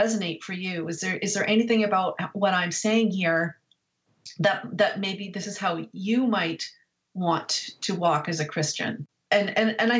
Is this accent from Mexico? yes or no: no; Canada; I'm Canadian, but in America